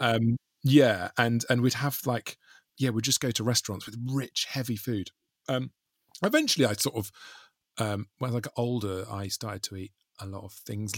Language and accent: English; South Wales, United Kingdom; I grew up in South Wales with just my mum